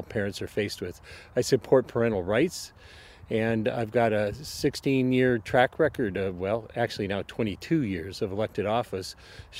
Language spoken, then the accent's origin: English; Anchorage, Alaska, United States; I was born here in Anchorage.